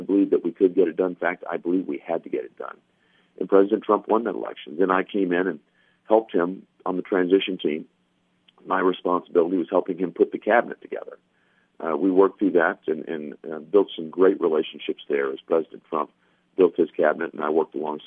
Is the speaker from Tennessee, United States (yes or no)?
yes; Gallatin, Tennessee, United States; also born or lived in Castalian Springs, Tennessee; as a young boy growing up in Gallatin.